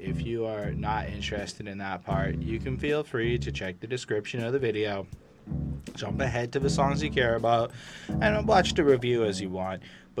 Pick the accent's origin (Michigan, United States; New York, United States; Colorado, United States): New York, United States; I love this album. I'm totally biased, though. I'm 35 from New York, so I guess you see why.